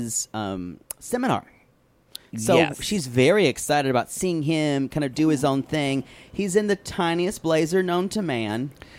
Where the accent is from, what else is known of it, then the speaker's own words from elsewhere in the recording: South Carolina, United States; growing up in South Carolina.